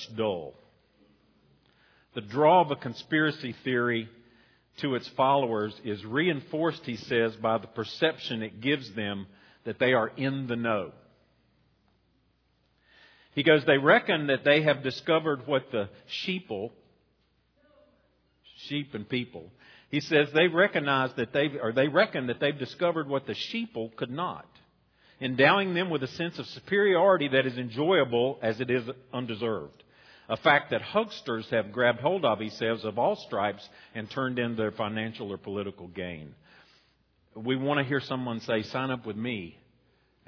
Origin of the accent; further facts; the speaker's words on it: Boone, North Carolina, United States; now in Roxboro, United States; When I grew up in Boone